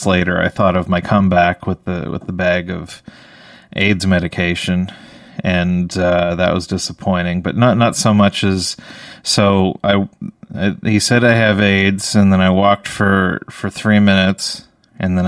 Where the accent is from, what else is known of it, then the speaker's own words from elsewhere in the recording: Canada; I'm a Canadian